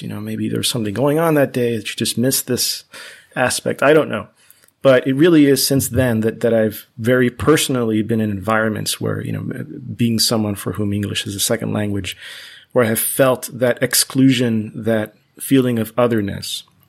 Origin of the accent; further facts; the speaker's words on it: Miami, Florida, United States; first language Spanish; English is a second language; I was very fortunate to grow up in Miami, in Florida